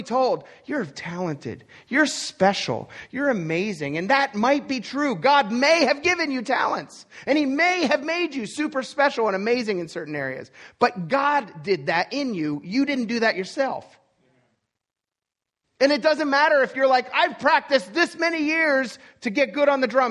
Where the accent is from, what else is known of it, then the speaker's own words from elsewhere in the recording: Pennsylvania, United States; I was born in Timbuktu, Pennsylvania, or the fact that I grew up in a poor family